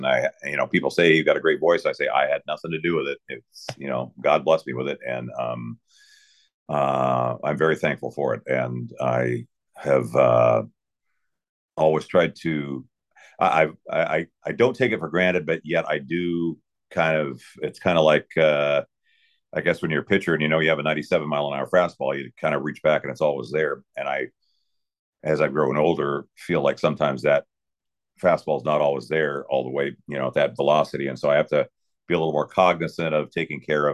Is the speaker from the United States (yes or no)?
yes; Spokane, Washington, United States; I'm a Spokane native. I grew up there as a diehard Cougar fan